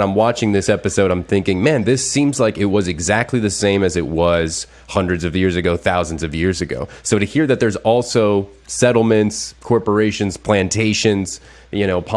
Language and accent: English; Miami, Florida, United States; I'm from Miami